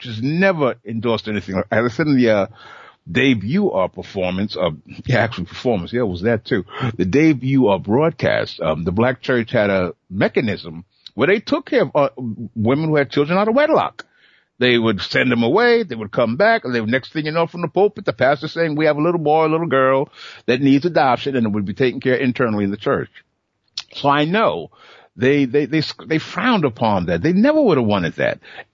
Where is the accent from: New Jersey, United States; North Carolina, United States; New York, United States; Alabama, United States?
New York, United States; New York City; I was born in Bed-Stuy